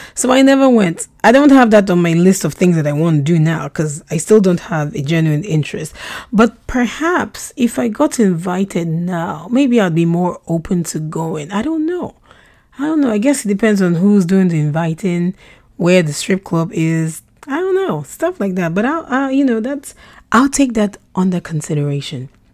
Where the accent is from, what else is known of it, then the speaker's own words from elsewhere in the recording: Nigeria; first language Russian; English is a second language; also born or lived in Russia; we relocated to Nigeria when I was four, and I had to quickly learn how to speak English